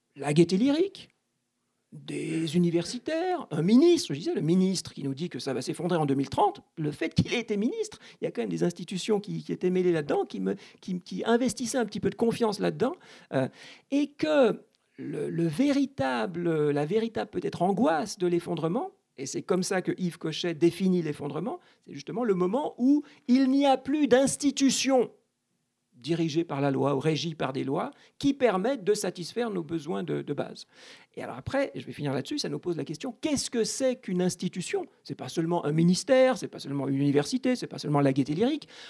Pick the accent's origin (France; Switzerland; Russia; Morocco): Switzerland; je suis né en Suisse